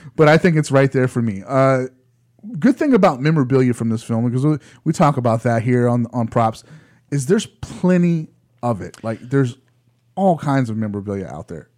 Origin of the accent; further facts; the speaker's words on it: United States; we're American